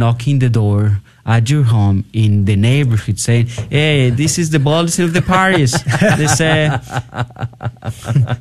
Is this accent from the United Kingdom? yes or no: no; Tepatitlán, Jalisco, Mexico; now in San Antonio, United States; I am originally from Tepatitlán, Jalisco, Mexico